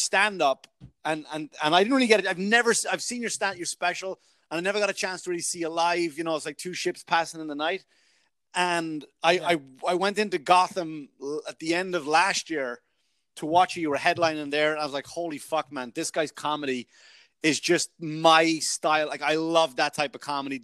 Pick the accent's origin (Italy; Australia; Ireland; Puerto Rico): Ireland; moved away; also born or lived in New York; I'm from Ireland